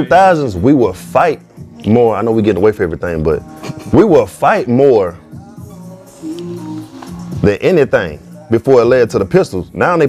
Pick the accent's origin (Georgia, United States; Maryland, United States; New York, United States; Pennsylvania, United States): Georgia, United States; Atlanta; I grew up on Fairburn, Ben Hill. I grew up in Cascade my whole life.